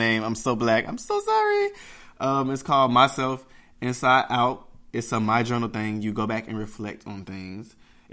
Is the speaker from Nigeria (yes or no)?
no; Jamaica; I'm Jamaican